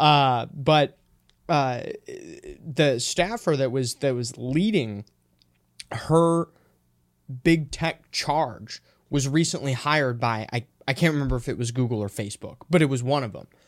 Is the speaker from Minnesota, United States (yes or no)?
yes; Minnesota, United States; I'm from Minnesota